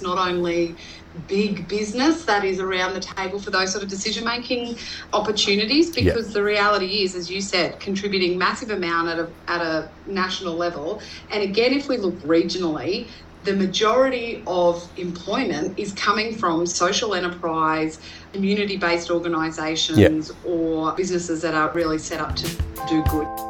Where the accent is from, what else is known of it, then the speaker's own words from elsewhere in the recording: north of Roma, Western Queensland, Australia; now in Goondiwindi, Australia; I grew up in Western Queensland, um, north of Roma, uh, on my family's um, grazing property.